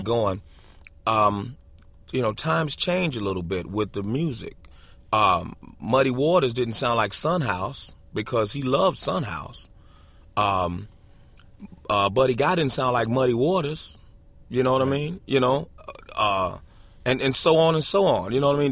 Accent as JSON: {"language": "English", "town": "Chicago", "region": "Illinois", "country": "United States", "tie": "born or raised there", "said": "I was born in Chicago"}